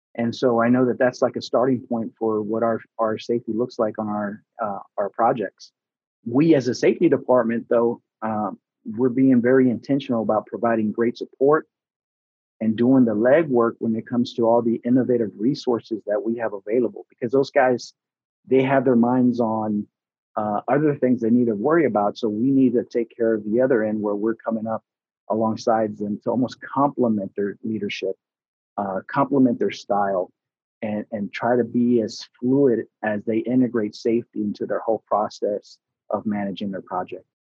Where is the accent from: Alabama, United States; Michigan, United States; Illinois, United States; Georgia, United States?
Georgia, United States; Atlanta; first language Spanish; English is a second language; also born or lived in Houston, Texas; I was born in Houston, Texas back in 1979. and then in 1986, we moved to Atlanta. So I was young, and uh, you know, Spanish was my first language